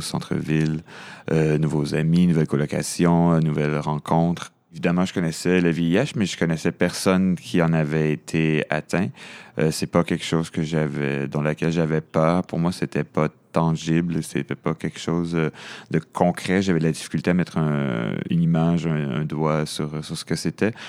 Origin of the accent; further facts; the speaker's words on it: Montreal, Quebec, Canada; moi, je suis né à Montréal. Je viens de l'est de la ville